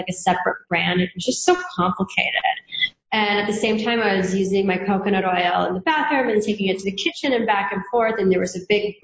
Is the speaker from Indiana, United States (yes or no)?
no; Hawaii, United States; also born or lived in New York; now in San Diego, United States; I grew up in Hawaii, so it's very Asian influenced.